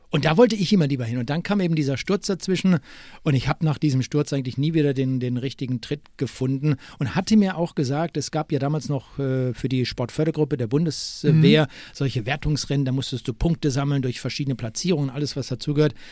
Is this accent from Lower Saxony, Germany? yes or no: no; Bochum, North Rhine-Westphalia, Germany; moved away; also born or lived in Freiburg; ich bin in Wattenscheid geboren und nicht in Bochum